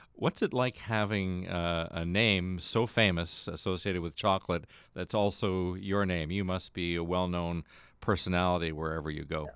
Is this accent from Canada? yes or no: yes; Stratford, Ontario, Canada; from Stratford